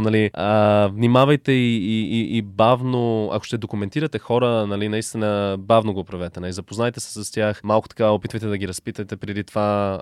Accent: Halifax, Nova Scotia, Canada; moved away as an adult; also born or lived in United States / The Hague, Netherlands; now in Bulgaria; Канада, където съм израснал в Халифакс, по-голямата част от живота ми на източния бряг

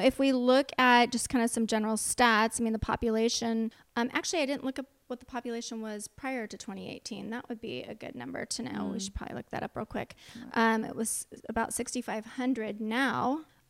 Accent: Chico, California, United States; I'm not from Paradise. I've lived in Chico my whole life

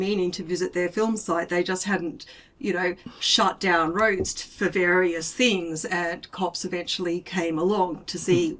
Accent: Australia; as Australian

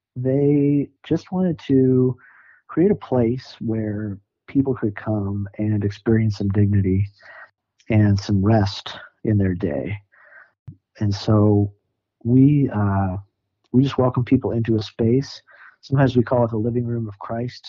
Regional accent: Sioux Falls, South Dakota, United States; moved away as an adult; also born or lived in St. Paul, Minnesota / Nashville, Tennessee; now in Denver, United States; I grew up in South Dakota, Sioux Falls, South Dakota.

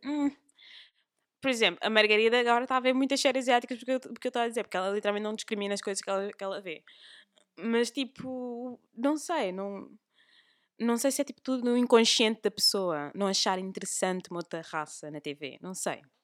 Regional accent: Cape Verde; eu cresci, nós quando crescemos, principalmente nós em Cabo Verde

